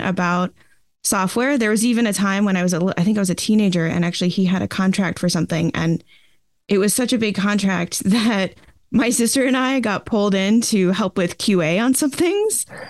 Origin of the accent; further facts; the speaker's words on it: Boston, Massachusetts, United States; I grew up, uh, in the outskirts of Boston, Massachusetts, in the U S